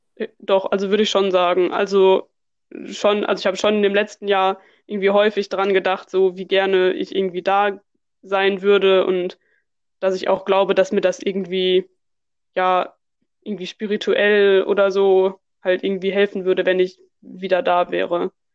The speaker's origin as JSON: {"language": "German", "town": "Duisburg", "region": "North Rhine-Westphalia", "country": "Germany", "tie": "born or raised there", "moved": "as an adult", "lives_now": "Bonn, Germany", "said": "inzwischen Duisburg eigentlich nicht mehr meine Heimat ist. Also es ist halt der Ort, wo ich irgendwie aufgewachsen bin"}